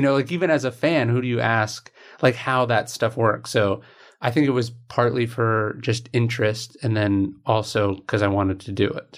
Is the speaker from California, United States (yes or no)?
yes; right outside Sacramento, California, United States; I grew up in right outside Sacramento